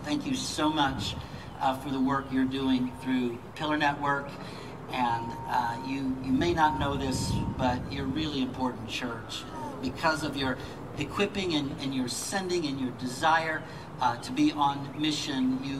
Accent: Michigan, United States; moved away as an adult; now in North Carolina, United States; I'm from Michigan, so I'm a U of M fan

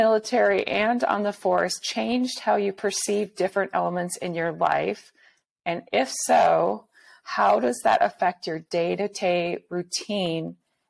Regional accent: Minneapolis, Minnesota, United States; I'm from Minneapolis.

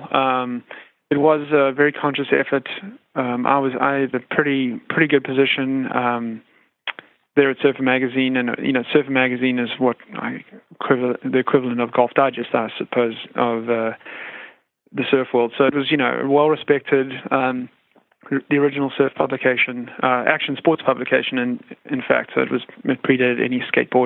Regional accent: South Africa; moved away as an adult; now in United States; I have a funny accent and I'm not originally from the United States. I'm originally from South Africa, but I've spent the last 12 to 15 years here in the U.S.

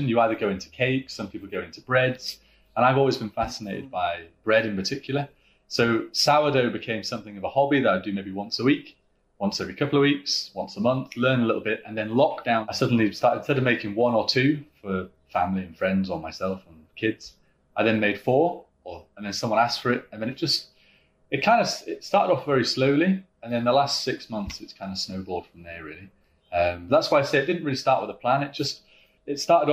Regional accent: Yorkshire and the Humber, United Kingdom; now in Portrush, Ireland; being a Yorkshireman

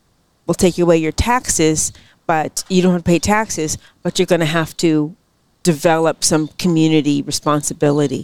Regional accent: San Francisco, California, United States; I grew up in the Upper Haight

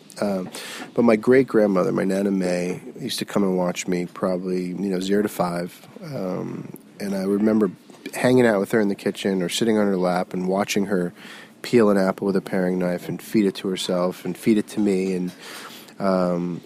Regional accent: South Florida, United States; now in New York, United States; I grew up in South Florida.

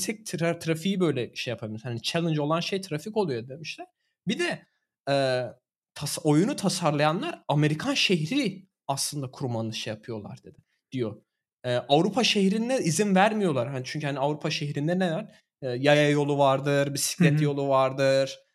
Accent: Turkey; now in Germany

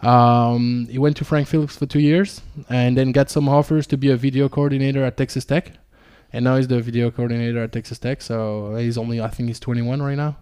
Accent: Ardennes, Wallonia, Belgium; also born or lived in Romania; I spent all my childhood in the, in the Ardennes

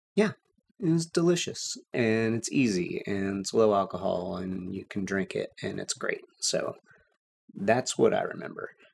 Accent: Texas, United States; growing up in Texas

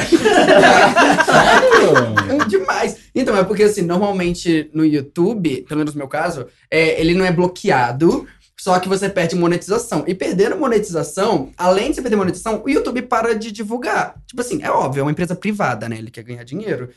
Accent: interior of Rio de Janeiro, Brazil; moved away as an adult; now in São Paulo, Brazil; eu sou do interior do Rio

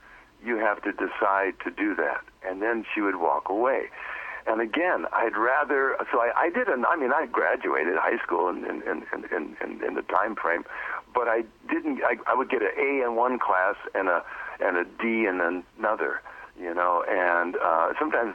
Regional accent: Milwaukee, Wisconsin, United States; moved away as an adult; also born or lived in Inglewood, California / Watts, Los Angeles; now in Pacific Northwest, United States; I was raised in Milwaukee.

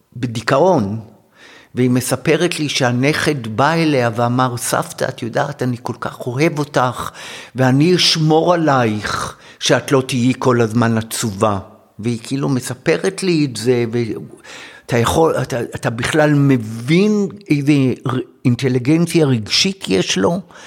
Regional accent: Jerusalem, Jerusalem District, Israel; born or raised there

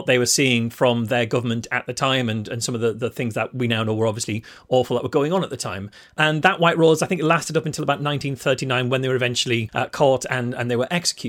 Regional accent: North East England, United Kingdom; moved away as an adult; now in Liverpool, United Kingdom; I've lived in Liverpool for 20 years, but I was originally from the Northeast

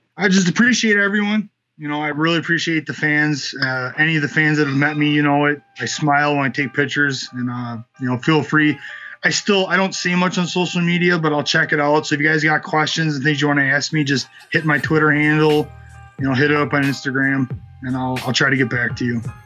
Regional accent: United States; as an American fighter

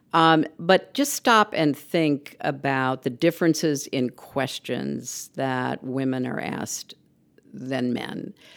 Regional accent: United States; As an American

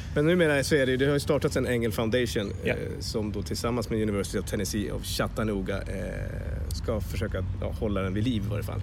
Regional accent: Sweden; vi var från Sverige

